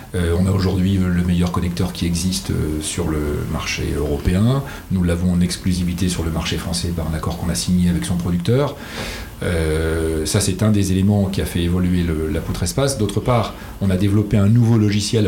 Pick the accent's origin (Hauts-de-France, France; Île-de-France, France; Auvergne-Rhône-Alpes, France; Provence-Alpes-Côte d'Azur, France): Hauts-de-France, France; Amiens; moved away as an adult; now in Rouen, France; je suis né à Amiens, pour tout dire. Euh, je suis picard d'origine. Je suis arrivé ici, j'avais 20 ans, en 1986.